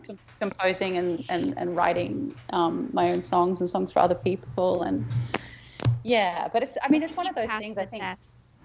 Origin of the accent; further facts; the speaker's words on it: Berlin, Germany; I'm Berliner.